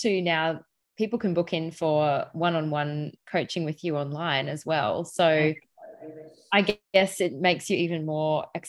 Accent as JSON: {"language": "English", "area": "Northern Rivers", "region": "New South Wales", "country": "Australia", "tie": "born or raised there", "said": "growing up on the Northern Rivers of New South Wales"}